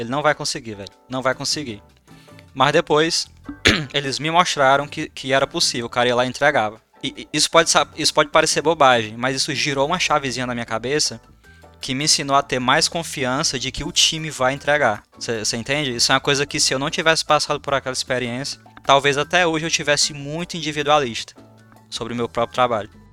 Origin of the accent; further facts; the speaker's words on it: Madalena, Ceará, Brazil; a minha infância foi com o Jeff. A gente cresceu junto ali no Ceará, em Madalena